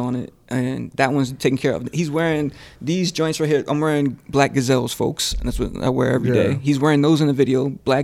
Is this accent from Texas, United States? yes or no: no; Rehoboth Beach, Delaware, United States; moved away; also born or lived in Long Island, New York; I'm from Delaware originally.